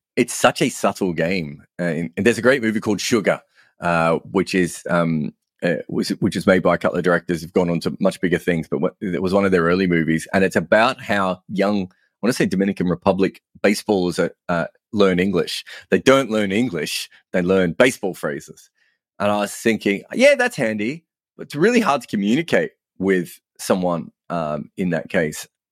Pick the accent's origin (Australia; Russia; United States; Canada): Australia; moved away as an adult; now in England, United Kingdom; me being an Australian